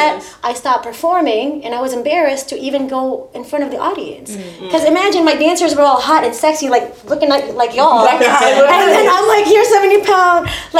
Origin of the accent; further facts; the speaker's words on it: Philippines; now in United States; because I'm originally from the Philippines.